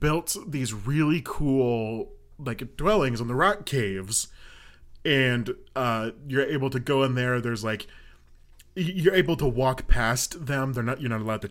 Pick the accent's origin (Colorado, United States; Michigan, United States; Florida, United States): Colorado, United States; I'm from Colorado